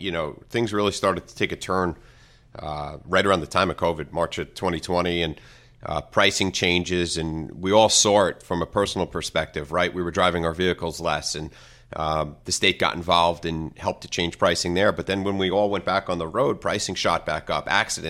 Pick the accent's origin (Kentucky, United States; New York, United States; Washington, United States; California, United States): New York, United States; Copiague; now in Baiting Hollow, United States; I grew up west. I grew up in Copeg, right on the Nassau-Suffolk border. And until I moved east, I now live in Bating Hollow.